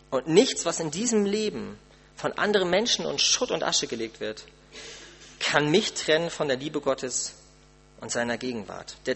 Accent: Germany; Man muss doch, als Deutscher doch umso mehr, man muss doch irgendwas tun können.

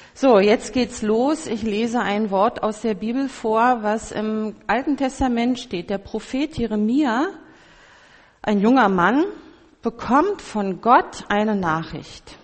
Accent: Berlin, Germany; ich als Berlinerin

